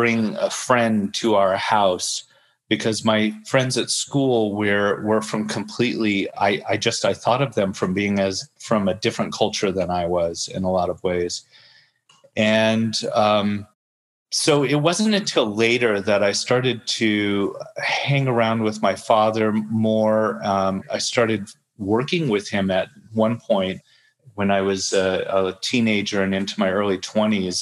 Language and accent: English; Huntington Beach, California, United States; I'm growing up in Huntington Beach